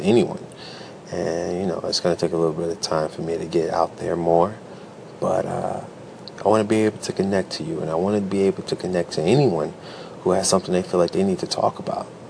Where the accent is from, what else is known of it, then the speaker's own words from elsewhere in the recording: Chicago, Illinois, United States; now in Detroit, United States; Originally, I'm from Chicago, but Chicago, Illinois, Chi Town, South Side.